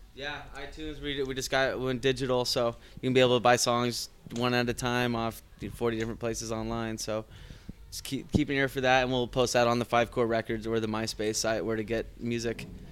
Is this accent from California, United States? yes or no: yes; California, United States; now in Denver, United States; I'm from California originally